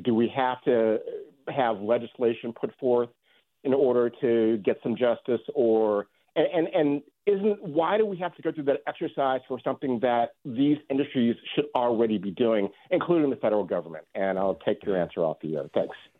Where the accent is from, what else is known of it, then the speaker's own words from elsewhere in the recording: Chicago, Illinois, United States; moved away as an adult; also born or lived in San Francisco Bay Area; now in San Francisco, United States; I grew up in Chicago in a beautiful, uh, three-story gray Victorian mansion